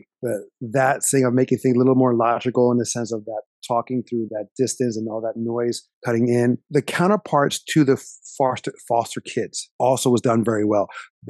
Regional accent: New Jersey, United States; we're from South Jersey. Philadelphia is 30 minutes away.

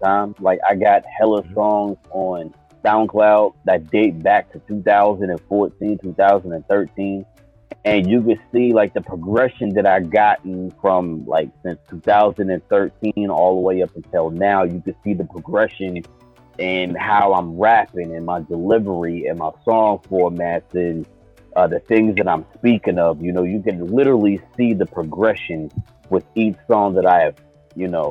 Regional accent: Pittsburgh, Pennsylvania, United States; I'm from Pittsburgh, PA, representing the East Coast

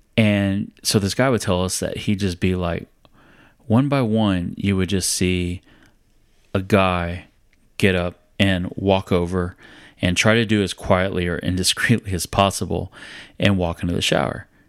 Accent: San Antonio, Texas, United States; I was from San Antonio

